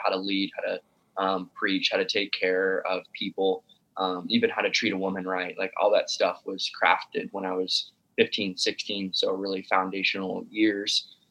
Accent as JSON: {"language": "English", "town": "Sioux City", "region": "Iowa", "country": "United States", "tie": "born or raised there", "moved": "yes", "lives_now": "Omaha, United States", "said": "I live in Omaha, Nebraska. I li- I was born and raised in Sioux City, Iowa"}